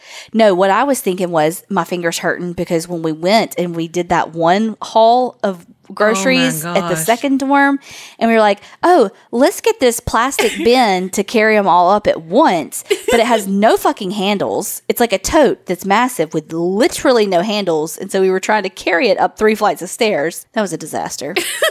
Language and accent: English; Texas, United States; accent: country; now in Indiana, United States; Y'all mentioned my country accent during my Sinister Sightings opening. Well, I grew up in Texas, even though I'm in Indiana now, and my family is from Big Stone Gap, Virginia.